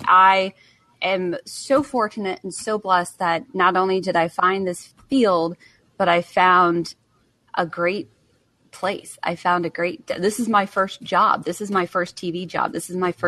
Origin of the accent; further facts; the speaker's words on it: Connecticut, United States; moved away as an adult; also born or lived in Johnson City, Tennessee; I'm originally from Connecticut